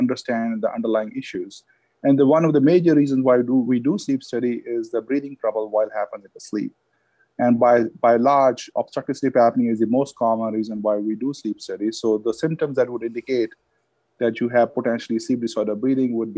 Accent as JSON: {"language": "English", "country": "India", "tie": "born or raised there", "moved": "yes", "said": "I had dogs when I was growing up in India"}